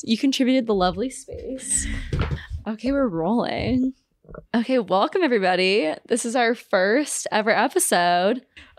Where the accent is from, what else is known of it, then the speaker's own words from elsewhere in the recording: Omaha, Nebraska, United States; we're from the same hometown, so we're both from Omaha